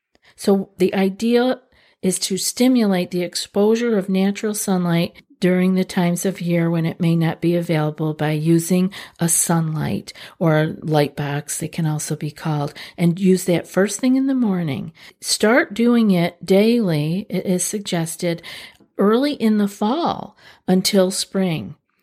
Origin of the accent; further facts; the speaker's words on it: New York, United States; I'm from Central New York. I know what it means to not be able to have access to sunlight.